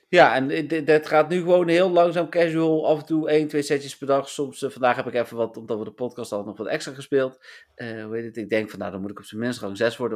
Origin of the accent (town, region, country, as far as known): Netherlands